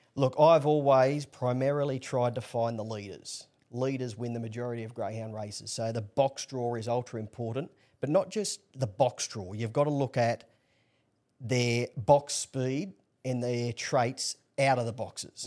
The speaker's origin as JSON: {"language": "English", "town": "Newcastle", "region": "New South Wales", "country": "Australia", "tie": "born or raised there", "said": "born and bred in Newcastle"}